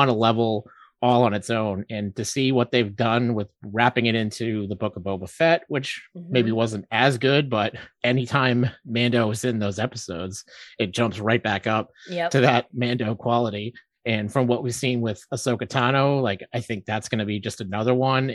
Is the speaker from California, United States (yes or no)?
no; Massachusetts, United States; We're from Massachusetts